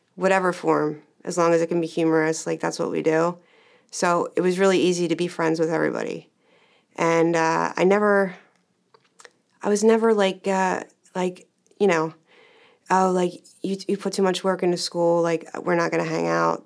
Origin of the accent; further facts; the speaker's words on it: Medford, United States; I grew up in Medford